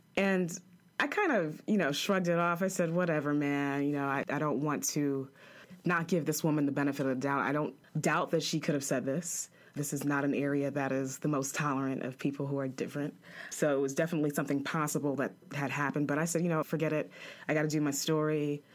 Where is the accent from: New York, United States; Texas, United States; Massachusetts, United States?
New York, United States; moved away as an adult; also born or lived in Chapel Hill, North Carolina / Greenville, North Carolina; I'm a girl from New York